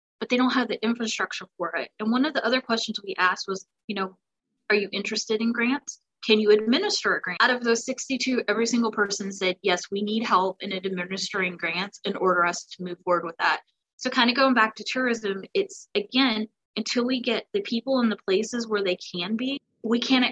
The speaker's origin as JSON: {"language": "English", "region": "the South", "country": "United States", "said": "I'm from the South"}